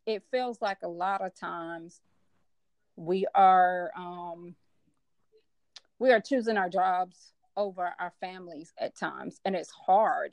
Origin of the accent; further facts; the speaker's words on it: Memphis, Tennessee, United States; also born or lived in Chicago, Illinois; now in Nashville, United States; i'm actually born and born in chicago illinois i was raised in memphis tennessee and I currently live in Nashville, Tennessee